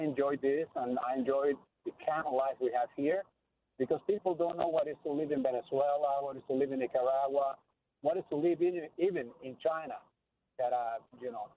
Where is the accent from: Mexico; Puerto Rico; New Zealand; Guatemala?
Guatemala; moved away as an adult; I was born and raised in Guatemala